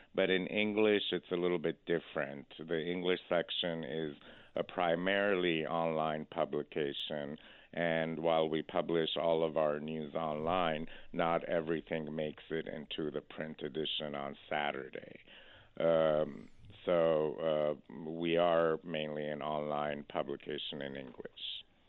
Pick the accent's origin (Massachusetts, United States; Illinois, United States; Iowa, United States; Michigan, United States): Massachusetts, United States; Boston; moved away as an adult; also born or lived in Iran; now in California, United States; I was born in Iran, and after the revolution, uh, my family went and settled in Boston. Uh, so I essentially grew up in Boston, and after college, I moved to California